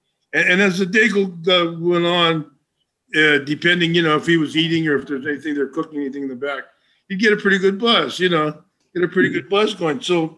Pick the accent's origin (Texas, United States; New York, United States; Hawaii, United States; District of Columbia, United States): Hawaii, United States; moved away; I grew up in Hawaii with raw fish and white rice.